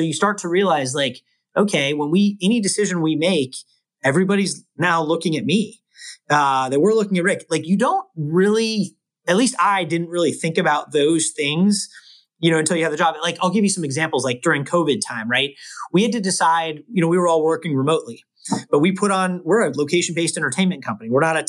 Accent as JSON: {"language": "English", "area": "Bay Area", "region": "California", "country": "United States", "tie": "born or raised there", "also_born_or_lived": "Los Angeles", "said": "I grew up in the Bay Area. I've been a Warrior. I've lived in the Bay Area my whole life except college."}